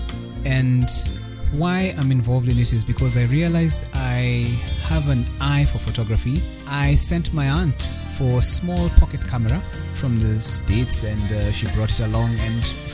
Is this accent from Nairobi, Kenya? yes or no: yes; Nairobi, Kenya; I hail from Nairobi, and the country is Kenya.